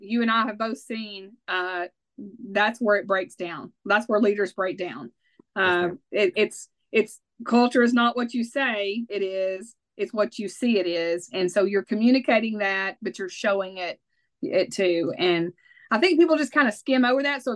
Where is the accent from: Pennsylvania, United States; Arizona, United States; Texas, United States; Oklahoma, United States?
Texas, United States; I'm from Texas, born and raised